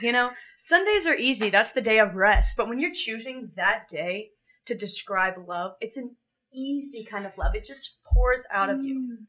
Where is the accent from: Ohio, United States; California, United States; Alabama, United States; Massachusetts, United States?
Alabama, United States; Birmingham; I'm from Birmingham, Alabama, which is just the heartbeat of America.